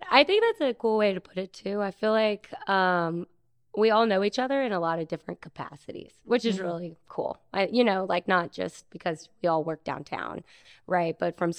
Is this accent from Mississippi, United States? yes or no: yes; Ocean Springs, Mississippi, United States; I'm from Ocean Springs, and I grew up in Ocean Springs. I went to high school in Biloxi, and I moved back to Ocean Springs after college, and I've been working over here since then.